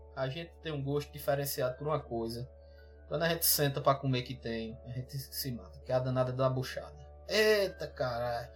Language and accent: Portuguese; Solânea, Paraíba, Brazil; also born or lived in Campina Grande; eu sou de Solane, meu interior era em sítio